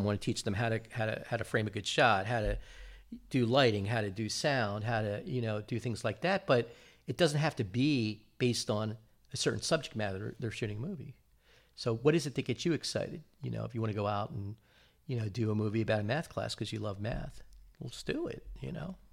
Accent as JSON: {"language": "English", "region": "New Jersey", "country": "United States", "tie": "born or raised there", "said": "growing up in New Jersey"}